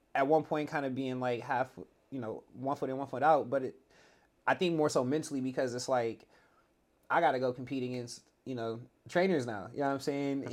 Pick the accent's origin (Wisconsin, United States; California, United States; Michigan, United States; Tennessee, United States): California, United States; the Valley; I grew up in the Valley